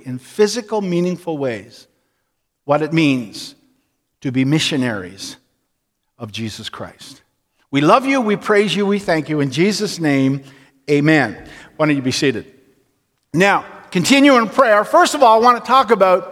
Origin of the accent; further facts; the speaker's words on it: north of Attawapiskat, Ontario, Canada; moved away; I am from so far up north that we came out to hunt. So if you took a line on a map and took my hometown and brought your finger across there, my hometown is above Attawapiskat.